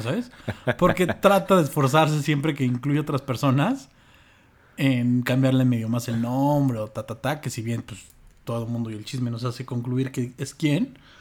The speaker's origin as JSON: {"language": "Spanish", "country": "Mexico"}